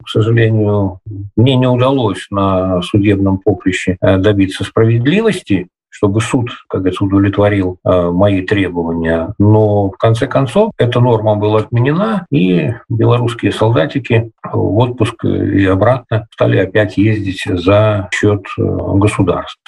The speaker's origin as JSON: {"language": "Russian", "town": "Vitebsk", "region": "Vitebsk Region", "country": "Belarus", "tie": "born or raised there", "also_born_or_lived": "Estonia", "said": "вернулся в родную Беларусь, в родной город Витебск"}